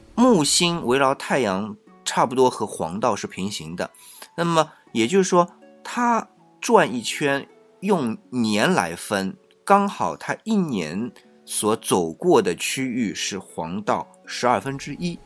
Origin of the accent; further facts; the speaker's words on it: China; 我们作为中国人